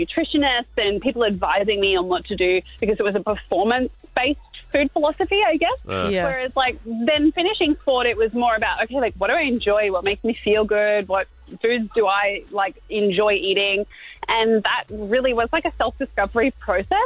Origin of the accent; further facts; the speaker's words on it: Queensland, Australia; it's in Queensland and, like, I'm a Queenslander